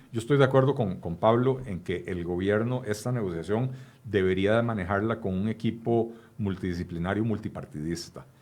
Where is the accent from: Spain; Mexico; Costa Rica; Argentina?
Costa Rica; En Costa Rica